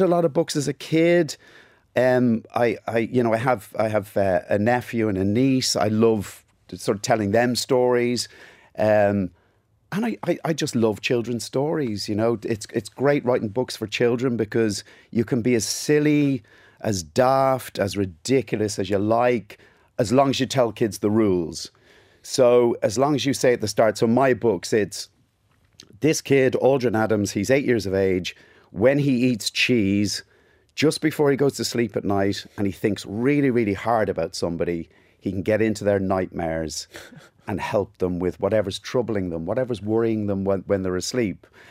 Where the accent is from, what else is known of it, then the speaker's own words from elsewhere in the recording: Ballybrack, Leinster, Ireland; accent: Cockney; also born or lived in England; We moved to Ireland in nineteen seventy-nine